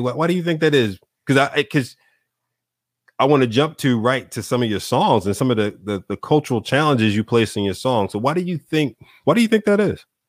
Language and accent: English; Philadelphia, Pennsylvania, United States; also born or lived in Chicago / Dallas; now in Wilmington, United States; I'm from from Philly, you know, originally. I still, you know, I'm down the street from Philly now, Wilmington, Delaware